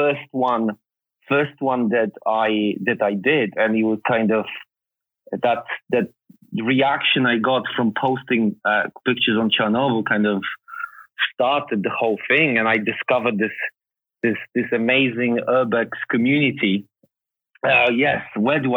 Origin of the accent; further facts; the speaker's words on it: Poland; moved away; I was born in Poland